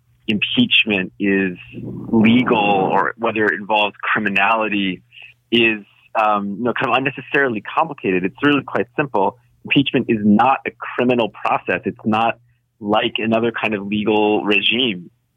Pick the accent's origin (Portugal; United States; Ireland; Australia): United States; moved away as an adult; now in Canada; as an American living in Canada